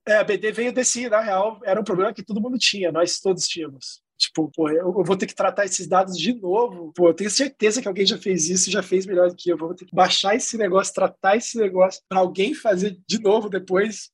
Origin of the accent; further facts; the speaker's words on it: Campinas, São Paulo, Brazil; now in Rio de Janeiro, Brazil; Eu sou campineiro, mas moro no Rio de Janeiro, então basicamente sou carioca de coração